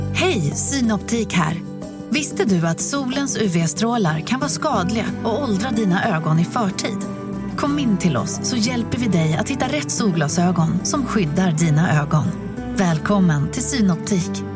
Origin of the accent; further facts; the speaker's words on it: Skåne, Sweden; som enda skåning